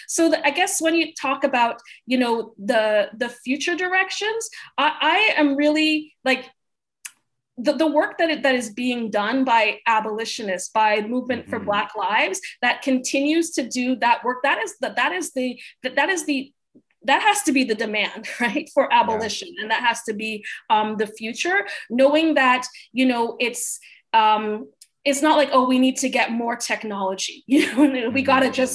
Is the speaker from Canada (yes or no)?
yes; Canada; now in United States; I am Canadian